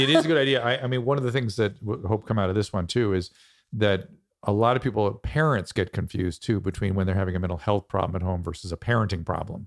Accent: United States; I'm American

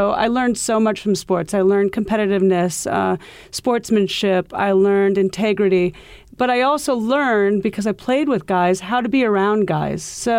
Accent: Iowa, United States; now in New York City, United States; You know, I came from Iowa where golf was huge. The Midwest golf is very big.

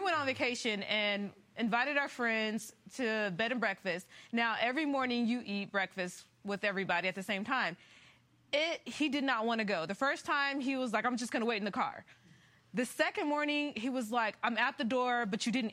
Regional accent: Central California, United States; I come from Central California

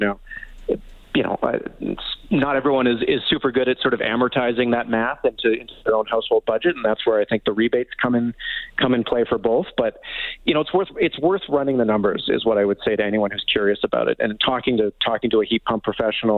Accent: Vancouver, British Columbia, Canada; I grew up in Vancouver

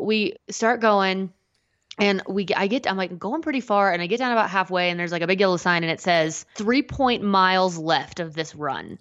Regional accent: United States

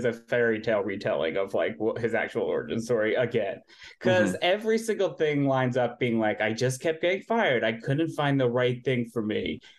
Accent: New Jersey, United States; But I'm from New Jersey. And I think I grew up in a town that's like 98% Italian.

